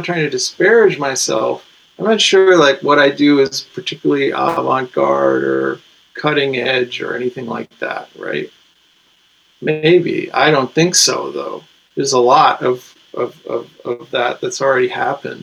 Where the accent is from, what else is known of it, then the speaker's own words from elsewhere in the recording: Connecticut, United States; a white guy from Connecticut